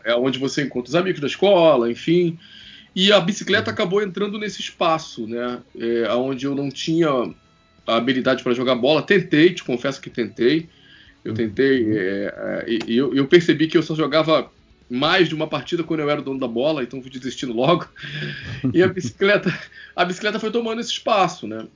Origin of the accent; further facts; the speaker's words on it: Rio de Janeiro, Brazil; Eu tenho 43 anos, sou carioca